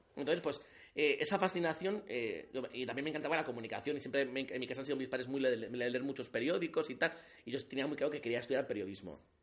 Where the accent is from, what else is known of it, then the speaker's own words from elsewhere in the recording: Alsasua, Navarre, Spain; moved away as an adult; now in Pamplona, Spain; yo soy de Alsasua, tengo 35 años y llevo pues viviendo toda la vida en Pamplona